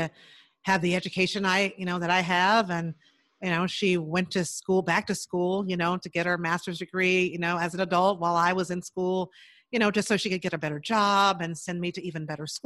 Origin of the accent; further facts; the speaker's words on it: Chicago, Illinois, United States; I grew up in Chicago. So in the big city on the South Side